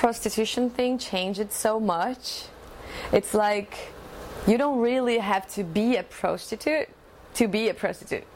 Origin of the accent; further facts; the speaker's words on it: Joinville, Santa Catarina, Brazil; English is a second language; I am from Brazil. I'm from the South. My state is called Santa Catarina and a town called Joinville.